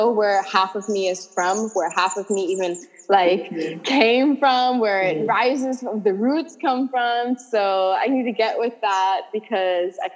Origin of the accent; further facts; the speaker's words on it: Antigua & Barbuda; also born or lived in California; I was born and raised in Antigua